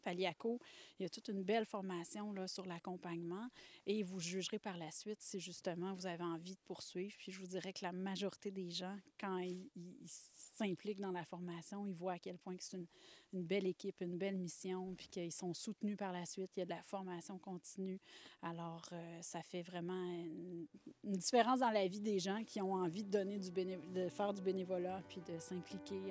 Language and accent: French; Laurentides, Quebec, Canada; je suis des Laurentides depuis que je suis toute petite